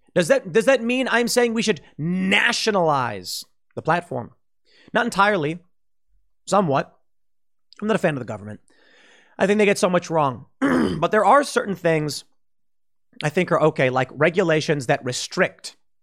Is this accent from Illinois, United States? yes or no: yes; Chicago, Illinois, United States; moved away; I was from the South Side.